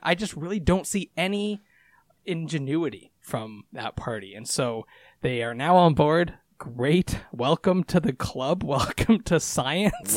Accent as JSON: {"language": "English", "country": "Canada", "said": "as a Canadian"}